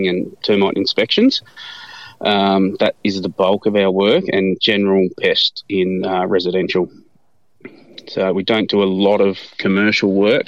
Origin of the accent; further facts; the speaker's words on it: Denny, Australia; also born or lived in Brisbane; born and bred in Denny. All my school in Denny